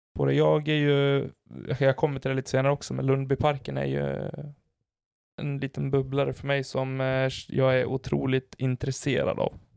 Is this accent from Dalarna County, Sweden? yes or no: yes; Falun, Dalarna County, Sweden; moved away; åka tillbaka dit allting en gång började och det är hemma i Falun